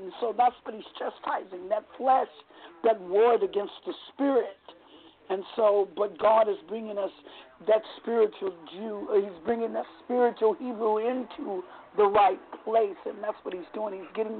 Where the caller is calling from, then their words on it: Vallejo, California, United States; I'm calling from Vallejo, California.